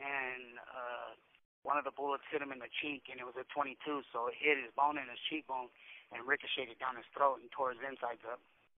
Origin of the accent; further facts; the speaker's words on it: Napa, California, United States; I'm born and raised in Napa, but I've been locked up so much, I met people from everywhere, especially all through the Bay Area. So I've had stomping grounds in Vallejo. I've been in Frisco